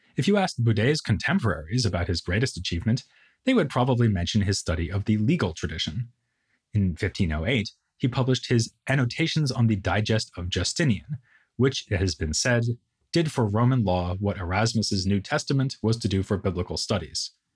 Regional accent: United States; I'm American

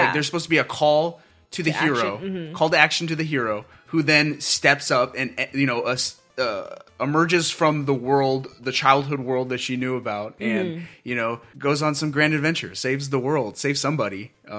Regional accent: Southern California, United States; accent: California; we live in Southern California. We're born and raised in Southern California.

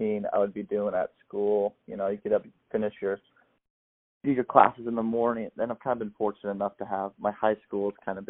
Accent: Florida, United States; I'm from Florida, so I live on the water

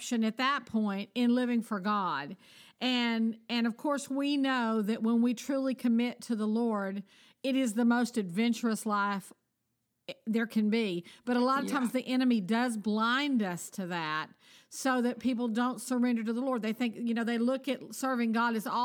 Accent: United States; I'm American

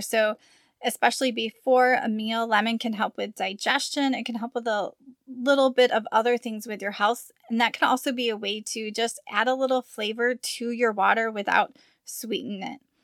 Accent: Midwest, United States; moved away as an adult; now in Arizona, United States; We're from the Midwest

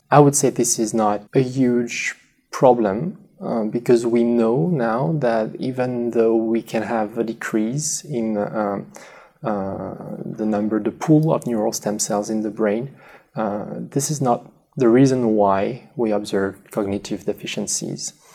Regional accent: next to the Spanish border, southwest France, France; English is a second language; moved away as an adult; also born or lived in Paris, France / Lausanne, Switzerland; now in United States; I'm from France, originally in the southwest ne- next to the Spanish border.

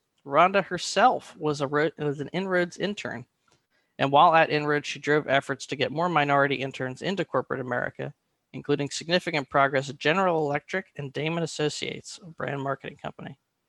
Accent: Philadelphia, Pennsylvania, United States; from Philly, back.

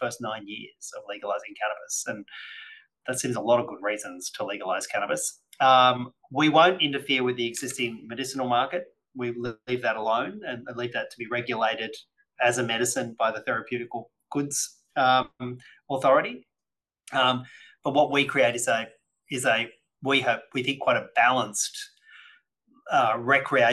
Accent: New South Wales, Australia; my home state of New South Wales

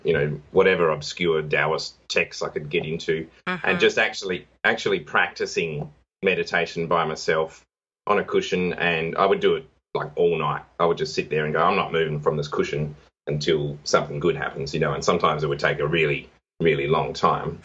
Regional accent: Adelaide, South Australia, Australia; my hometown of Adelaide, which is a city in Australia

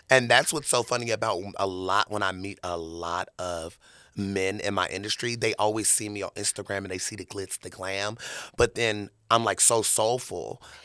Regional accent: Murfreesboro, Tennessee, United States; now in Las Vegas, United States; I was born in Tennessee

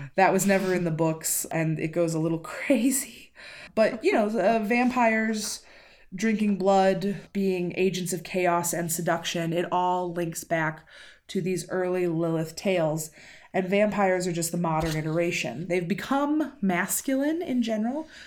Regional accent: United States; I'm American

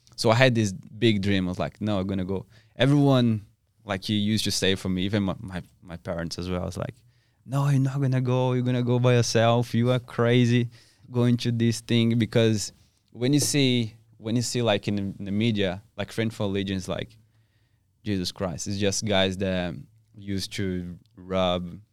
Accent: South Region, Brazil; English is a second language; moved away as an adult; now in Perth, Australia; I'm from South Brazil

